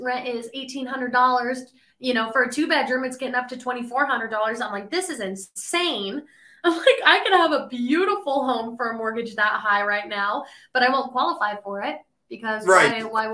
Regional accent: Colorado, United States; moved away as an adult; now in Nashville, United States; I'm actually from Colorado. So I moved to Nashville middle of 2020

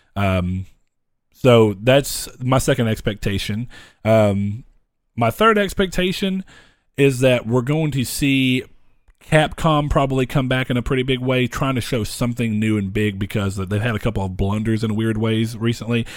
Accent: United States; We're American

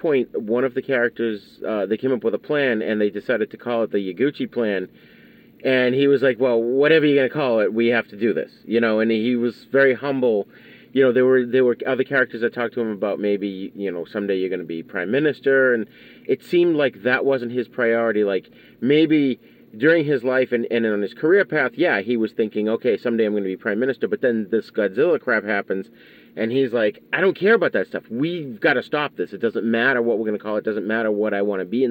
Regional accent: United States; as an American

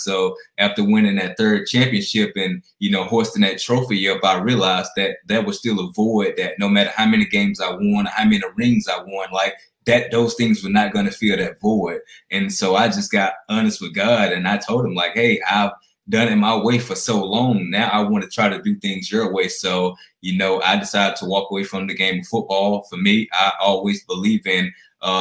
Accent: Alexander City, Alabama, United States; I'm originally from Alexander City, Alabama

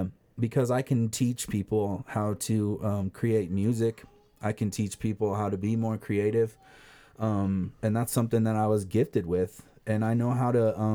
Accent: Crestline, United States; people from my hometown Crestline

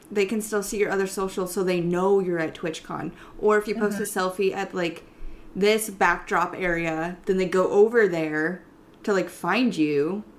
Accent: Iowa, United States; now in Ohio, United States; and you know, I'm totally fine with letting people know that, like, I live in Ohio.

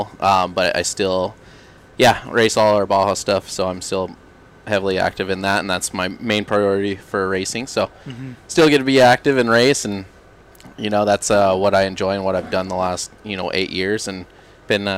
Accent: Arizona, United States; moved away; also born or lived in California; I've grown up, and I'm from Arizona and then high desert California.

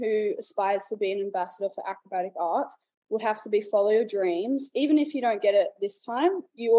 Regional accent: Sunshine Coast, Queensland, Australia; I'm from the Sunshine Coast, Australia, and I've been dancing at Beats Per Minute since 2008.

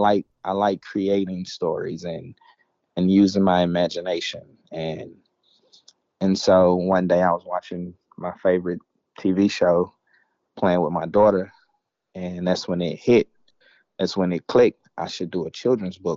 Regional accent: Memphis, Tennessee, United States; moved away; I'm originally from Memphis

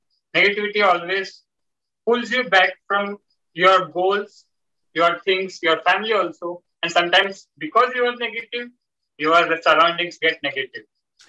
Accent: India; I'm from India.

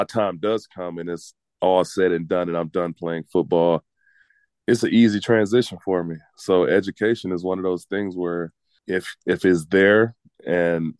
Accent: United States; especially being American and being from the States

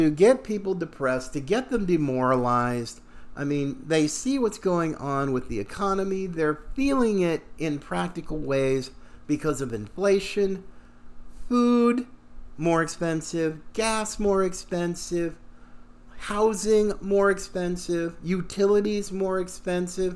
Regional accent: Pacific Northwest, United States; when I was a kid, growing up in the Pacific Northwest

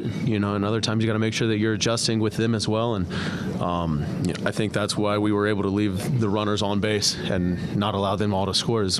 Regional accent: Houston, Texas, United States; I'm from the Houston area, and I grew up an Astros fan.

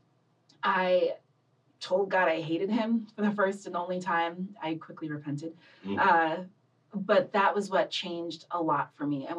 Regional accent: Loma Linda, California, United States; also born or lived in Los Angeles; I was born and raised in born in Los Angeles and grew up in Loma Linda, California

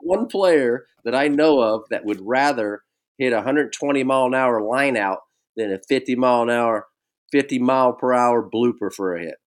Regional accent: Bay Area, California, United States; Growing up in the Bay Area

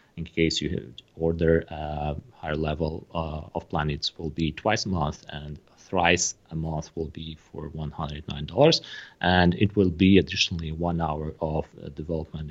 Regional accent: Moldova; I am personally from Moldova

